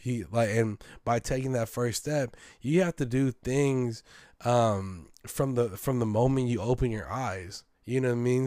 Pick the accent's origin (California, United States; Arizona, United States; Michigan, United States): California, United States; San Francisco; a hundred percent Filipino American, born and raised in San Francisco